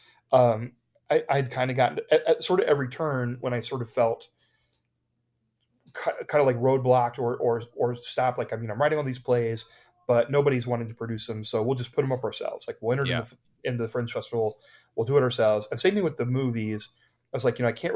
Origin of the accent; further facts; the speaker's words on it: Ohio, United States; moved away as an adult; also born or lived in New York; now in Los Angeles, United States; I grew up in Ohio in a very small town close to there